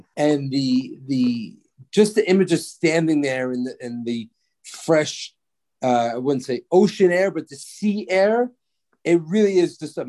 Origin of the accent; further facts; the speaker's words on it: New York City, New York, United States; I'm from New York City.